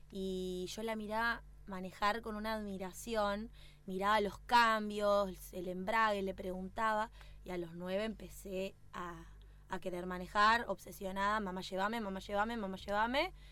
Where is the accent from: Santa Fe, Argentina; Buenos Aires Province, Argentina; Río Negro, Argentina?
Río Negro, Argentina; Bariloche; Hace dos años que estoy dentro del ambiente del automovilismo, vengo de Bariloche